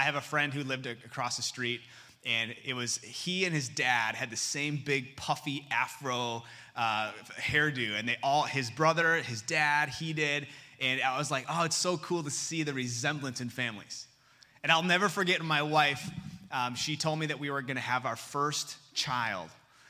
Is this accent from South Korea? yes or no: yes; Seoul, South Korea; born there; I was born in Seoul, South Korea in 1986.